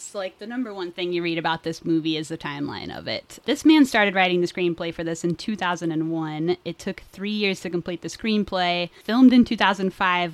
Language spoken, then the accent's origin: English; Indiana, United States; moved away; I just moved back to Indiana, which is my hometown